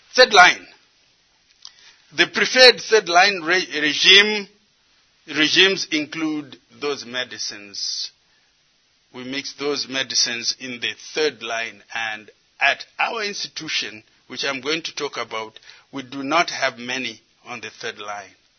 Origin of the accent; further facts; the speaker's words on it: Zimbabwe; moved away as an adult; also born or lived in United States; I come from Zimbabwe, but I did most of my education here in the United States